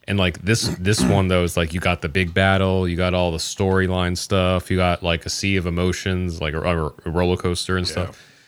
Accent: Kokomo, Indiana, United States; also born or lived in Greentown, Indiana; I grew up, I was born in Kokomo, like, and then for a few years lived in Kokomo, but then, like, when I went to, uh, high school and stuff, I was in a town called Greentown

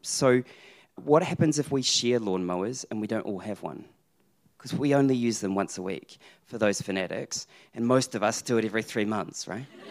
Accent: New Zealand; being a New Zealander

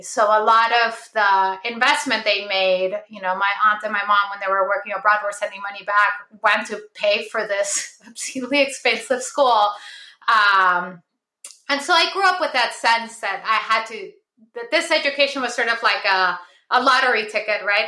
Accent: Lima, Peru; moved away; I was born in Lima, Peru, uh, in uh, 1979. So I, I grew up in the 80s uh, in Peru

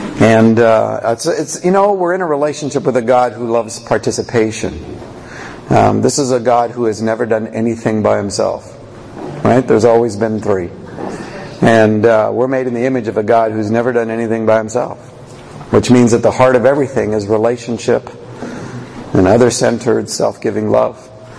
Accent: Canada; I don't do Q&A. I do Q&R because I'm Canadian.

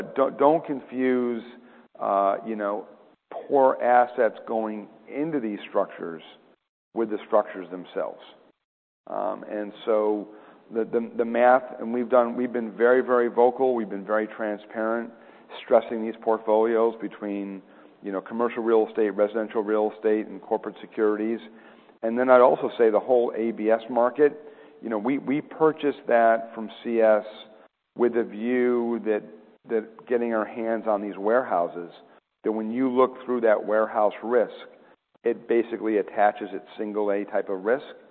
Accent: Rochester, New York, United States; I grew up in Rochester, New York

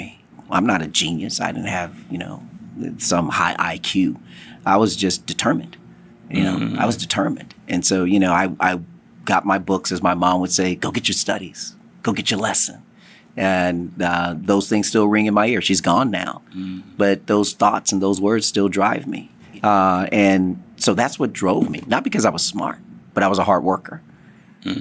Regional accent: Los Angeles, California, United States; I was actually born in Los Angeles. Grew up in the neighborhood

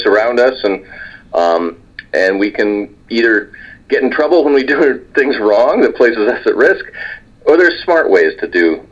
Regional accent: California, United States; I grew up in California

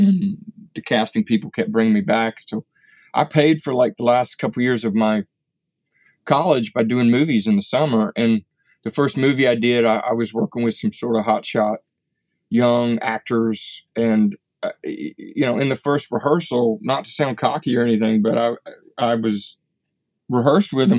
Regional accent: Appalachia, United States; I grew up in a little Appalachian town, but so in many ways, I'm kind of a Highlander

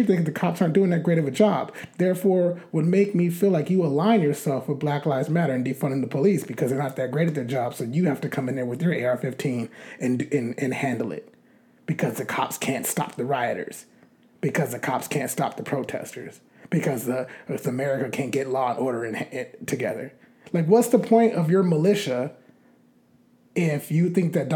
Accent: United States; As an American voter and an American citizen

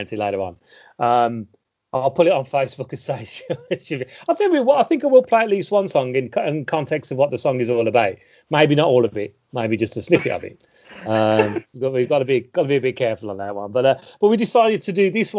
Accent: Birmingham, West Midlands, United Kingdom; also born or lived in Solihull; raised from, you know, day one in Birmingham, in a place called South Yardley

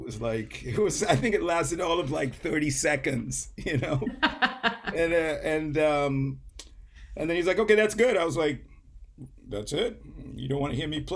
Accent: St. Kitts & Nevis; moved away as an adult; also born or lived in England; now in United States; I was born in England, but I grew up in a small island called St. Kitts

